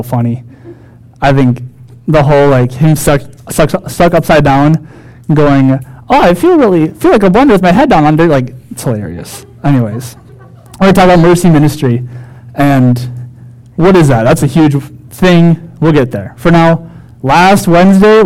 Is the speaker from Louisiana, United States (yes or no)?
no; Wilmington, Minnesota, United States; a youth pastor in my hometown, Wilmington, Minnesota.